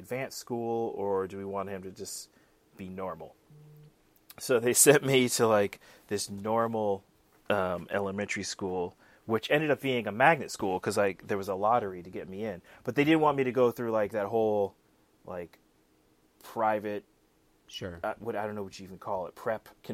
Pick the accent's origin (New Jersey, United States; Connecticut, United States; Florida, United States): Connecticut, United States; Fairfield County; I grew up in Fairfield County, Connecticut.